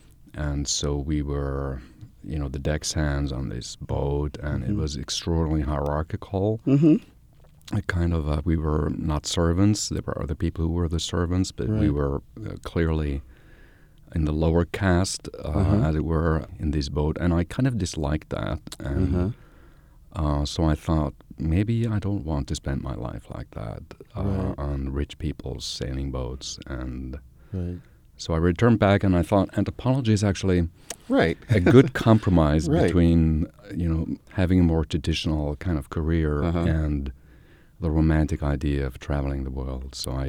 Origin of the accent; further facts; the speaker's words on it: Switzerland; English is a second language; Yeah, I think it has deeply influenced me in the way that how I think about these topics.